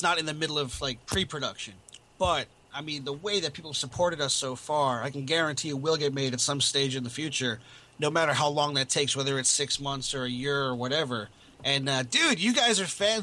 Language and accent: English; Florida, United States; now in England; When I came to England, because I'm from Florida originally, and I moved here to be with family